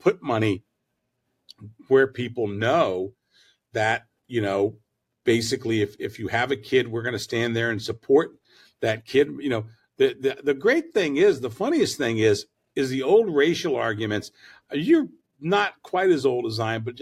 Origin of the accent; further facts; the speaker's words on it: the South, United States; I'm a Southerner. I'm from the South